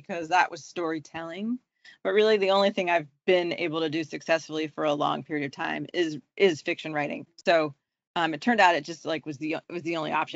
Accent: Charleston, South Carolina, United States; also born or lived in New York City; now in Vermont, United States; I was born, I was raised in Charleston, South Carolina. I was born in New York.

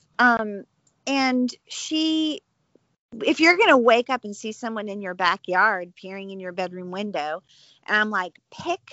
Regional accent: the South, United States; moved away as an adult; I love my homeland. I love the South

